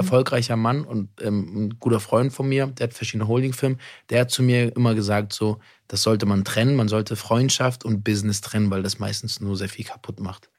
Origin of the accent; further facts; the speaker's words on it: Berlin, Germany; ich komme aus Berlin